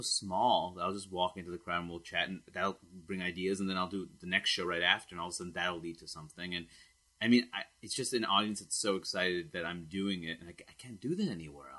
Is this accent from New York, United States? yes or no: yes; New York City, New York, United States; I'm from Queens, New York